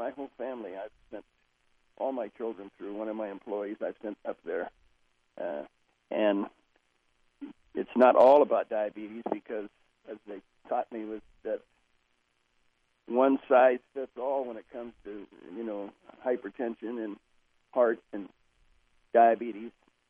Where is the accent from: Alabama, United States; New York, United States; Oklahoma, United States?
Oklahoma, United States; I'm from Oklahoma originally, and my family around Oklahoma and Kansas and Texas, and we were raised on grease.